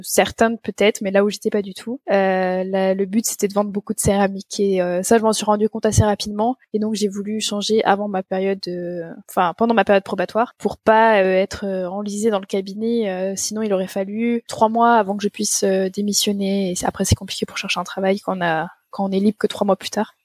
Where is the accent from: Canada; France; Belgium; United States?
France; moved away as an adult; also born or lived in Nantes, France; now in Munich, Germany; je suis française